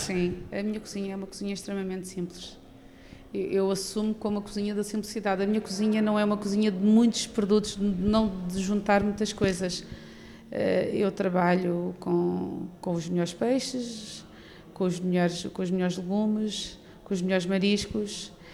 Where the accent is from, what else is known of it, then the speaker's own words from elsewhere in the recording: Tavira, Algarve, Portugal; nasci em Tavira, em Tavira. fui criada desde os 5 anos que estou em Cabanas de Tavira